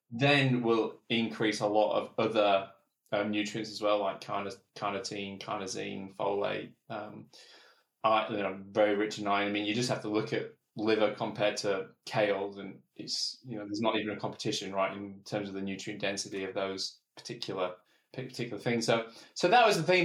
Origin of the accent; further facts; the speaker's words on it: England, United Kingdom; I'm English